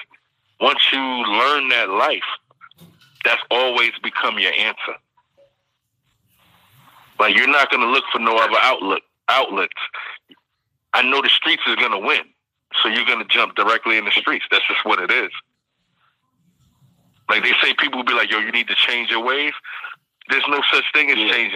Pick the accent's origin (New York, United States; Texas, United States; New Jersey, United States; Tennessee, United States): New York, United States; New York City; I grew up in Bed-Stuy